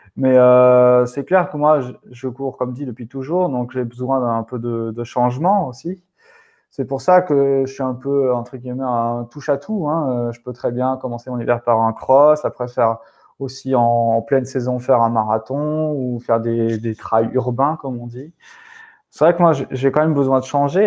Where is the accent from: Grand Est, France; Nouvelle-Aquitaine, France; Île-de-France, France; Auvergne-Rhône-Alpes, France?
Grand Est, France; Alsace; chez moi en Alsace